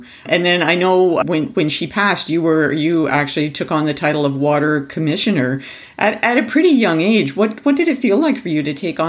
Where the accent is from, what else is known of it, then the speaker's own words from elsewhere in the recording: Ontario, Canada; I grew up in Ontario